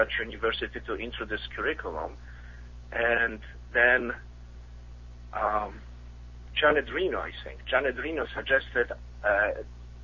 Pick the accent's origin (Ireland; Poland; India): Poland; English is a second language; also born or lived in Midwest, United States; now in United States; I'm originally from Poland, as you can probably tell with my accent.